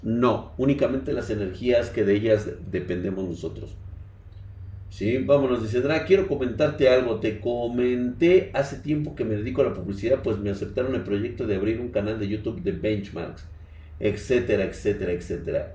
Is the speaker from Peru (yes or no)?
no; Mexico; el México primitivo en el cual vivimos